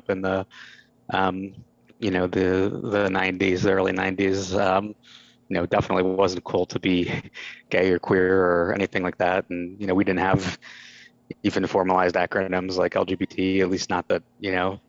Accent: Pittsburgh, Pennsylvania, United States; also born or lived in Cincinnati, Ohio; I was born in Cincinnati, but I grew up most of my life in suburban Pittsburgh, Pennsylvania

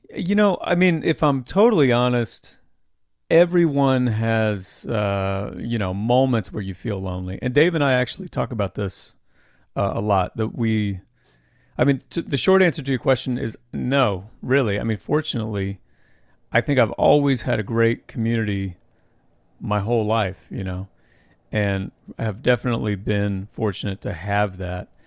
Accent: Anderson, Indiana, United States; Well, I grew up in Indiana. I actually grew up in Anderson, in the, the same town as Anderson University where I went.

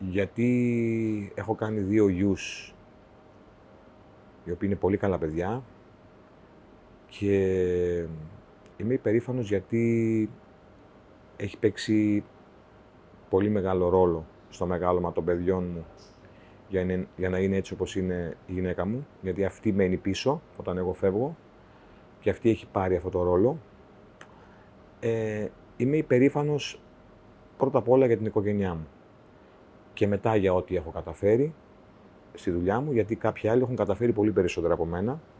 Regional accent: Cherso, Central Macedonia, Greece; Κάθε φορά που φτάνω στο χωριό μου και διαβάζω την πινακίδα ε, που λέει Καλώ ήρθατε στο, στο Χέρσο. Ε, κάτι παθαίνω, ρε

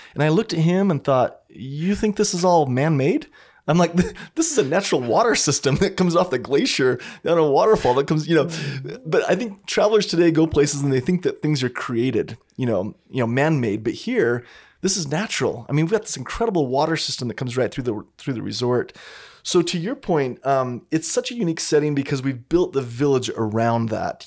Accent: Pleasant Grove, Utah, United States; I grew up in Pleasant Grove, Utah, which is just, you know, thirty minutes from here at Sundance

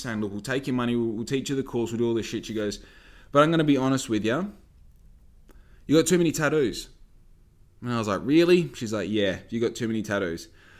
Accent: Australia; I'm from Australia. I have no experience, but I'm willing to work on your yacht

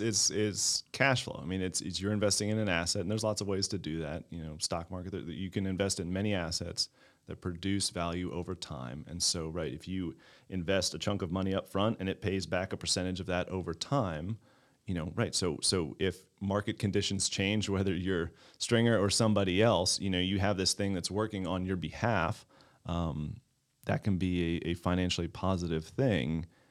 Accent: Baltimore County, Maryland, United States; now in Clayton, United States; I grew up in Baltimore County.

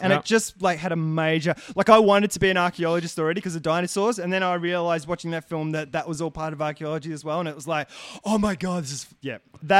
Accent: England, United Kingdom; now in Australia; I was born in England.

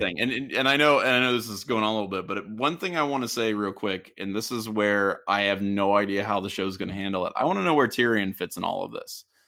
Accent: Southwestern Ohio, United States; I grew up in Southwestern Ohio

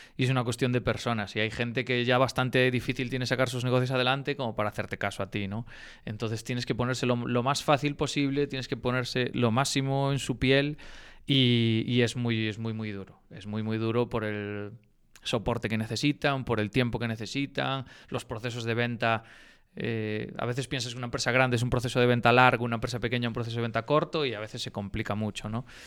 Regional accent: Galicia, Spain; moved away as an adult; also born or lived in Barcelona; now in Madrid, Spain; nosotros pues todos somos unos enamorados de Galicia

